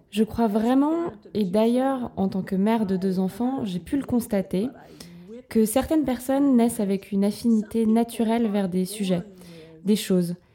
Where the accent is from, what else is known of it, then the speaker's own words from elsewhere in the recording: New York, United States; moved away as an adult; also born or lived in Los Angeles / Vermont; je voulais partir loin de mes parents et de New York